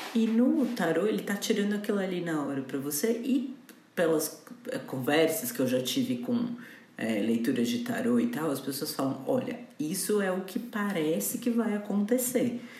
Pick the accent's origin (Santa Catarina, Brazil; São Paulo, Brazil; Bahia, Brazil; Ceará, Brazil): São Paulo, Brazil; Campinas; eu nasci numa quarta-feira, dia 9 de outubro, ao meio-dia em Campinas